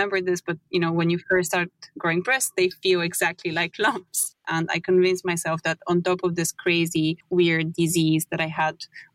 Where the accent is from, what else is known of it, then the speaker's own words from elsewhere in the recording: Bulgaria; moved away; I'm from Bulgaria.